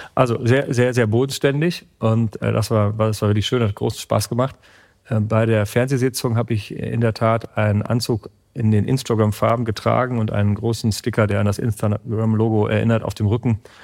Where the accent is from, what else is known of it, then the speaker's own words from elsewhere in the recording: Münsterland, Coesfeld-Borken district, North Rhine-Westphalia, Germany; der Arbeitsamtbezirk Bezirk Coesfeld-Borken, wo meine Heimat ist